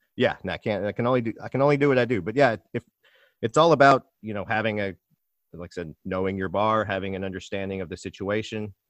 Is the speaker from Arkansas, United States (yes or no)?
yes; Little Rock, Arkansas, United States; moved away as an adult; also born or lived in Nashville; now in Brooklyn, United States; I'm from Little Rock, Arkansas.